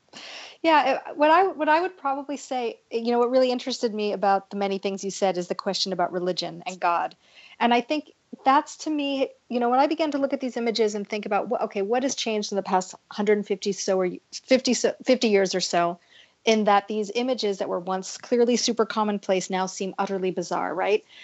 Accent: California, United States; I grew up in California

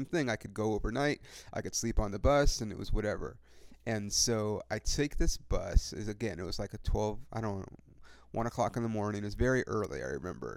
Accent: California, United States

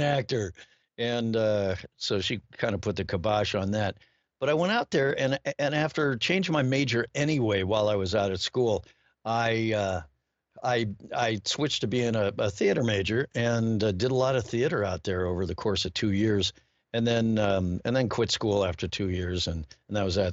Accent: Cleveland, Ohio, United States; moved away as an adult; I grew up there in Cleveland

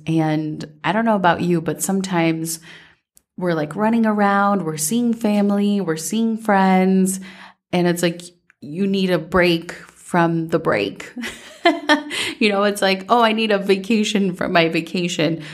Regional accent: Minnesota, United States; growing up in Minnesota

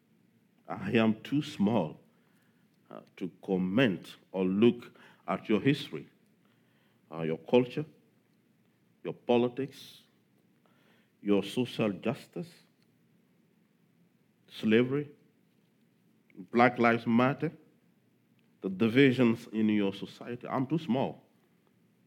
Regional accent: Togo; my home country

